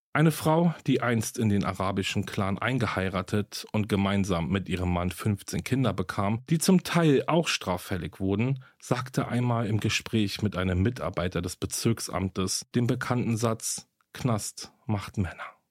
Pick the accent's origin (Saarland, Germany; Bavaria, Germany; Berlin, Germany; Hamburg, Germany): Berlin, Germany; nach Berlin, meine Heimatstadt